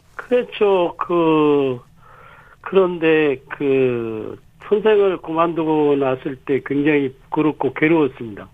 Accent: South Korea; 저는 제가 태어나고 자라서 지금 그 살고 있는 작은 마을

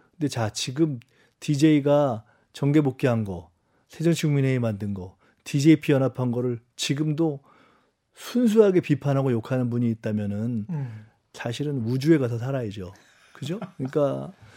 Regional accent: Seoul, South Korea; 제가 굳이 영등포를 온 이유는 여기가 제 고향이고

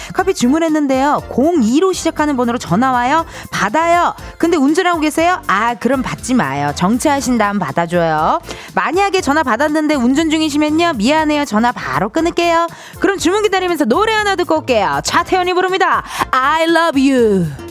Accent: Incheon, South Korea; 저도 인천 출신이잖아요

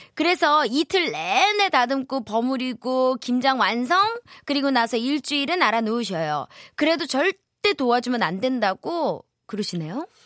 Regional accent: Wonju, Gangwon, South Korea; 전 강원도 원주요

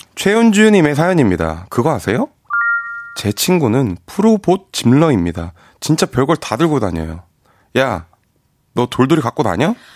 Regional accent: Incheon, South Korea; 제가 인천 사람인데

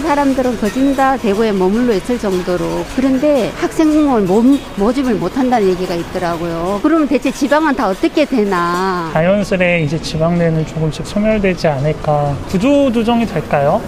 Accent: Daegu, South Korea; 저는 대구 출신인데

